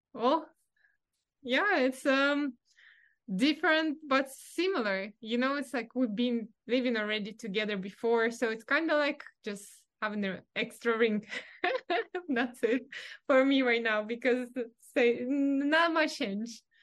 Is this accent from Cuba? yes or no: no; Russia; English is a second language; moved away as an adult; now in California, United States; growing up in Russia